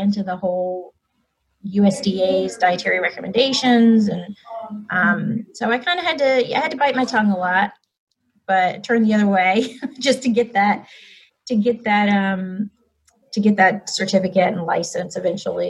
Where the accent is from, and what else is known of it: Alabama, United States; born or raised there; moved away; also born or lived in Chapel Hill, North Carolina